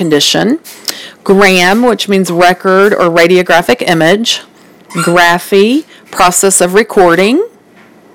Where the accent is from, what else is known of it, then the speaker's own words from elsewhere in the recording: the South, United States; I am from the South, so I do have quite of an accent